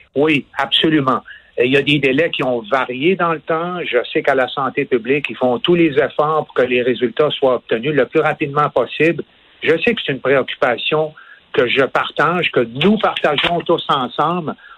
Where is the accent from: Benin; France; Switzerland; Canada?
Canada; Quebec; ici, chez nous au Québec